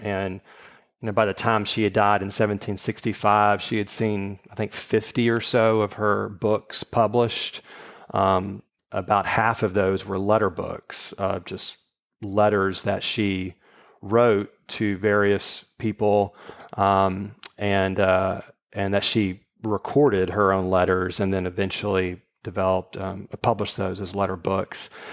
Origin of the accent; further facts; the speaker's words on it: Shreveport, Louisiana, United States; also born or lived in Texas / Virginia; now in Houston, United States; I grew up in Shreveport